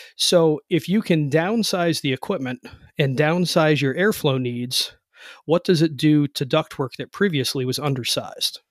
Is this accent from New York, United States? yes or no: no; Cleveland, Ohio, United States; now in West Virginia, United States; I've moved now. I live in West Virginia, but I'm from Cleveland